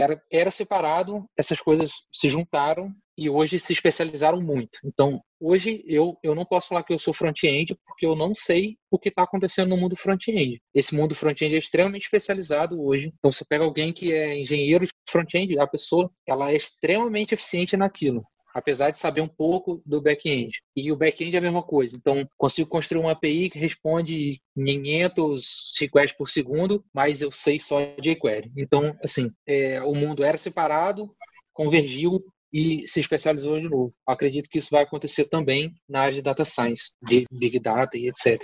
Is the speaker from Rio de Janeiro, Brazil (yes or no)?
yes; interior of Rio de Janeiro state, Brazil; also born or lived in Campos dos Goytacazes; sou do interior do estado do Rio de Janeiro e fiz a faculdade em Campos